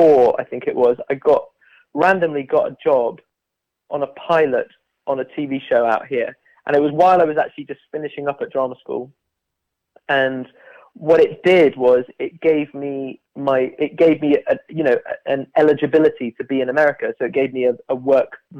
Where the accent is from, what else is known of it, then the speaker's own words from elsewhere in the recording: Bath, South West England, United Kingdom; moved away as an adult; also born or lived in London; I'm from Bath in southwest England.